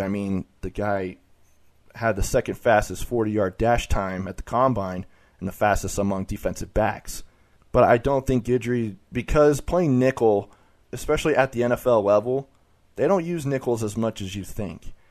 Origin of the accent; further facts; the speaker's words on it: Salt Lake City, Utah, United States; I grew up here in Salt Lake City